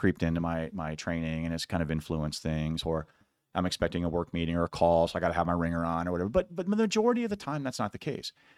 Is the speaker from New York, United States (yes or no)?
no; Iowa, United States; I'm from Iowa, a lot of wrestlers